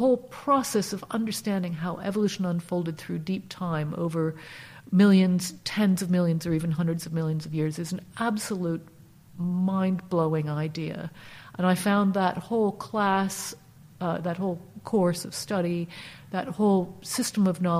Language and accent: English; East Coast, United States; So I grew up basically in the United States, East Coast of the United States, and like many Americans, moving around a bit.